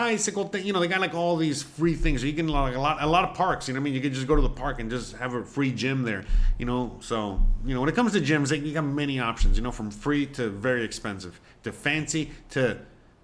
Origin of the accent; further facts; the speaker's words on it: Hialeah, Florida, United States; I am a Miami boy, born and raised in Hialeah